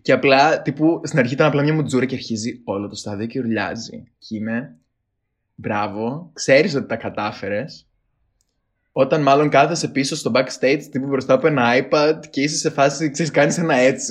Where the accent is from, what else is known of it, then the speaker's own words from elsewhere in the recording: Greece; λέω από την Ελλάδα